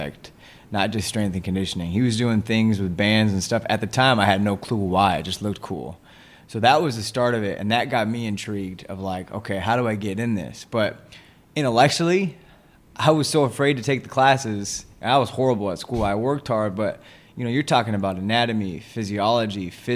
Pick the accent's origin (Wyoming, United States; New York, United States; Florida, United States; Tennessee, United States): Wyoming, United States; we're actually both from Wyoming